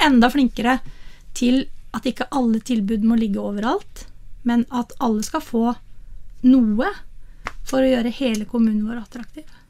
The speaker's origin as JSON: {"language": "Norwegian", "town": "Miland", "region": "Vestfold og Telemark", "country": "Norway", "tie": "born or raised there", "said": "jeg er jo født og oppvokst på Milan"}